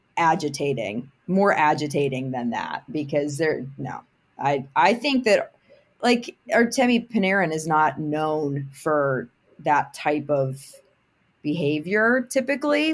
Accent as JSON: {"language": "English", "town": "Pittsburgh", "region": "Pennsylvania", "country": "United States", "tie": "born or raised there", "said": "I'm obviously born and bred in Pittsburgh"}